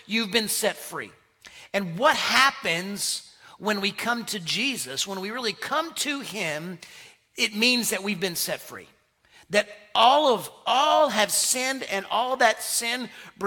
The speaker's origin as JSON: {"language": "English", "region": "Connecticut", "country": "United States", "tie": "born or raised there", "also_born_or_lived": "South Carolina", "moved": "yes", "said": "when we moved from South Carolina to Connecticut, I grew up, really I call Connecticut home, not far from New York"}